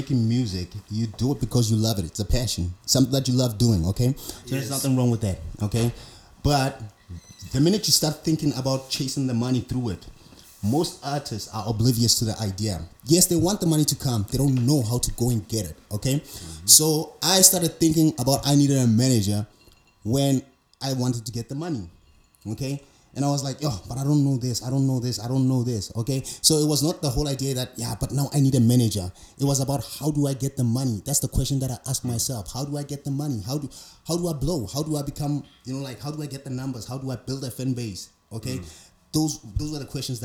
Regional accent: Carletonville, Gauteng, South Africa; I'm from Carltonville.

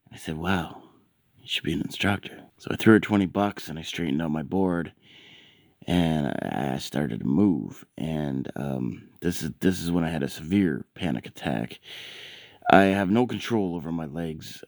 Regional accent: Canada; I'm Canadian

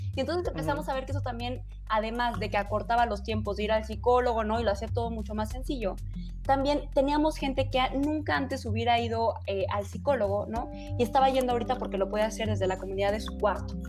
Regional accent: Chihuahua, Mexico; now in Mexico City, Mexico; yo soy de Chihuahua y de pronto me vine a México a vivir

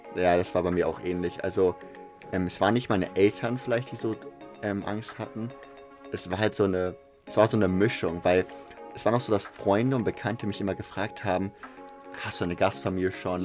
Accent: Hamburg, Germany; ich komme aus Hamburg

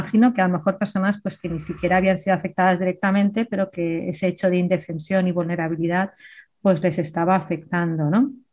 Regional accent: Andalusia, Spain; accent: Andalusian; Que tengo acento andaluz.

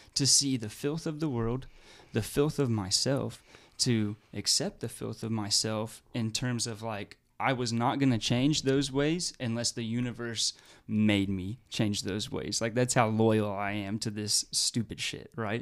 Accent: Fayetteville, Arkansas, United States; also born or lived in Oregon; now in Oklahoma, United States; where I grew up in Fayetteville, the military would come during lunch periods in high school

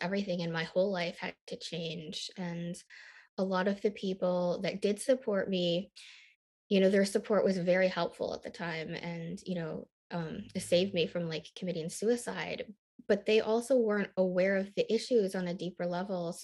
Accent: Michigan, United States; also born or lived in Busan, Korea / Nashville, Tennessee; I grew up in a very rural, small, white town in the Midwest in Michigan

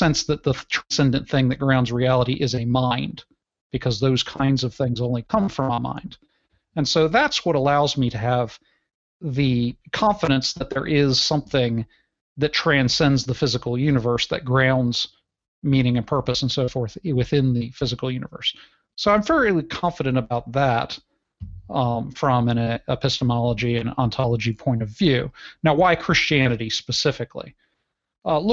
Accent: United States; I'm from the United States

